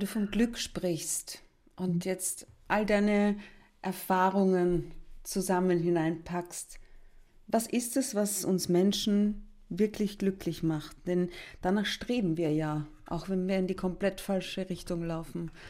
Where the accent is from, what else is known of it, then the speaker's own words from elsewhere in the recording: Austria; bei uns in Österreich